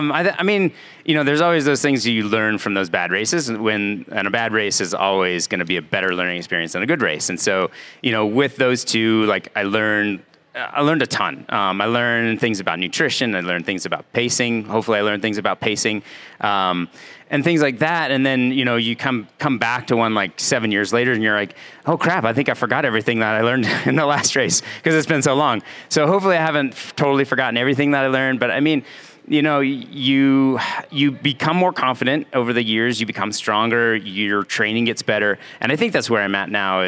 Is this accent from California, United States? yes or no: yes; Elk Grove, California, United States; now in Bend, United States; I grew up in Elk Grove